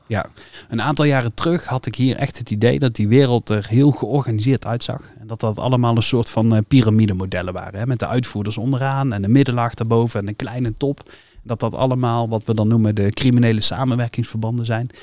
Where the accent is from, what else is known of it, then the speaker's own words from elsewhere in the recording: North Brabant, Netherlands; bij ons in Brabant